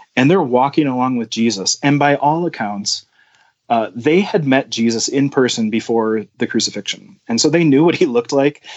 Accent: New Ulm, Minnesota, United States; I grew up in New Ulm, Minnesota

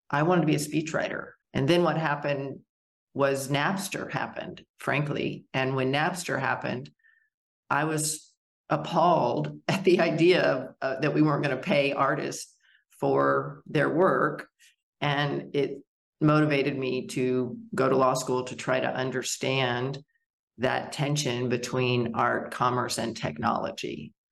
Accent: Wyoming, United States; also born or lived in Arkansas; I was born in Arkansas, and my father's business uh, moved us to Wyoming, where I developed a huge love and respect for nature and being outside

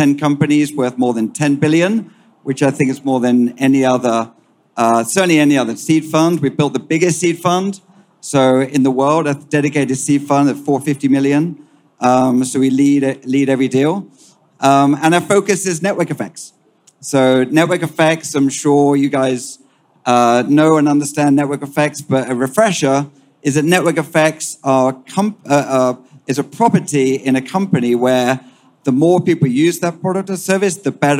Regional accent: United Kingdom; accent: British; moved away; also born or lived in United States; You can detect my accent, British by origin. So I spent half my life in Europe and half my life in the US.

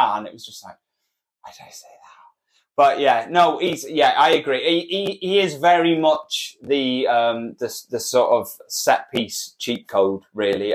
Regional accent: Wales, United Kingdom; We're Welsh

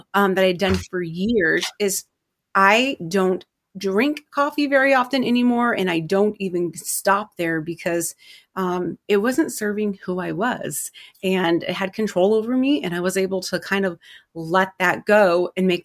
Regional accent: Milwaukie, Oregon, United States; I am from Milwaukee, Oregon

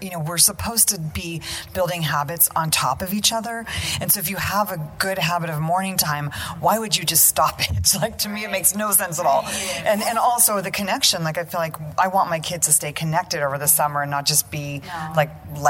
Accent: United States; it's so important for us as American families, often a little bit disconnected from our cultural roots, to keep up those traditions.

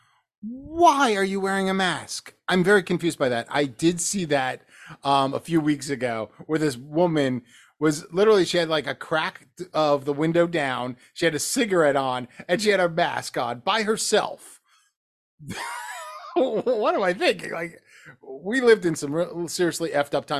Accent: New Jersey, United States; moved away; I'm from New Jersey.

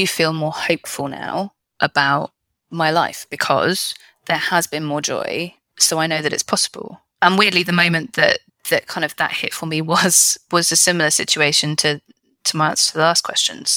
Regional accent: United Kingdom; I'm British

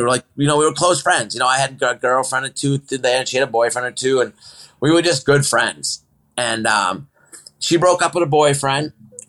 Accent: Gardiner, Maine, United States; moved away as an adult; also born or lived in out west; She's from Augusta and I'm from Gardner.

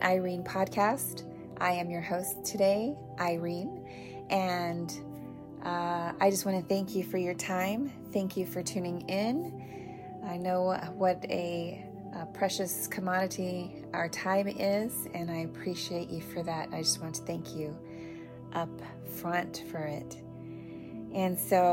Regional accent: United States; as an American

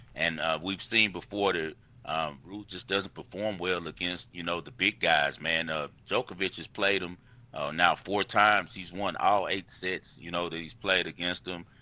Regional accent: United States; I'm American

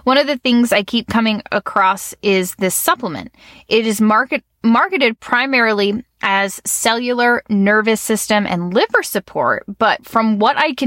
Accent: Virginia Beach, Virginia, United States; I grew up in the Virginia Beach area

